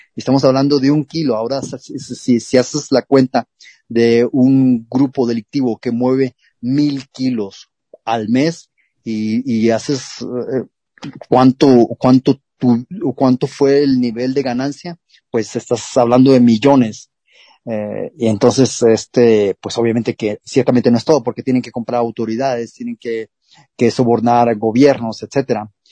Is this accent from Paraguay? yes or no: no; Culiacán, Sinaloa, Mexico; En Culiacán, Sinaloa, de donde yo soy originario